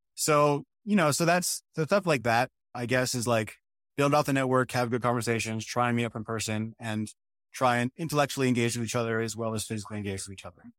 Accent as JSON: {"language": "English", "region": "New Mexico", "country": "United States", "also_born_or_lived": "Michigan", "moved": "yes", "lives_now": "North Carolina, United States", "said": "I come from New Mexico for the most part, which was very dry."}